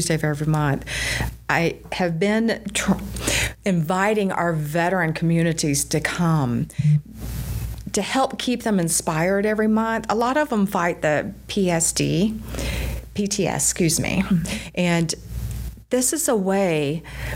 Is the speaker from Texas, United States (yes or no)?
yes; Richardson, Texas, United States; I was raised in Richardson, Texas